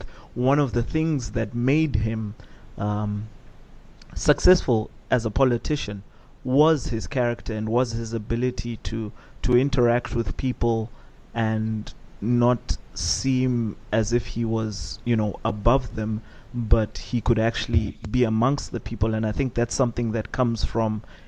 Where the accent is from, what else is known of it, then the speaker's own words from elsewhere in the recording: Buhera, Manicaland, Zimbabwe; I'm also from Buera